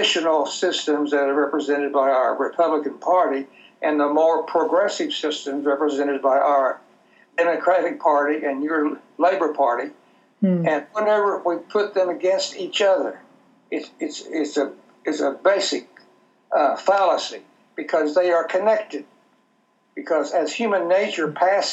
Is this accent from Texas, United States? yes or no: yes; Texas, United States; I'm from Texas